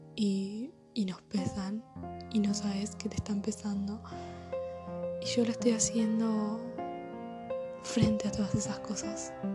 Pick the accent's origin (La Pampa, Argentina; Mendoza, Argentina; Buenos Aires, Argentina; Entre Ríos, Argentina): Buenos Aires, Argentina; nací en Buenos Aires, que vivo en Argentina